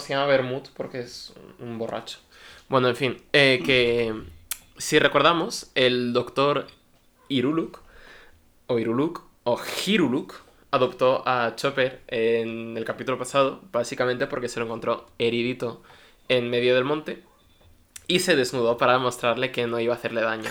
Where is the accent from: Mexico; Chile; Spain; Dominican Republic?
Spain; Valencia, Valencian Community; yo soy de Valencia